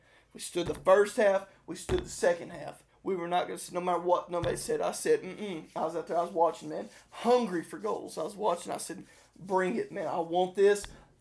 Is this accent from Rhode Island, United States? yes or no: no; Chattanooga, Tennessee, United States; I'm from Chattanooga, Tennessee